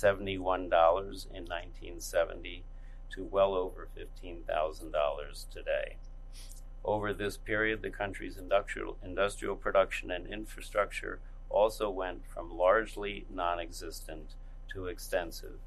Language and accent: English; United States; As an American